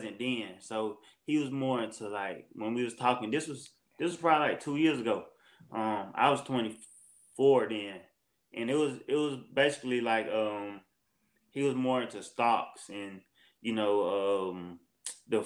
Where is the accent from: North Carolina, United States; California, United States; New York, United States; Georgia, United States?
Georgia, United States; Augusta; I'm from Augusta, Georgia. I grew up here my whole life.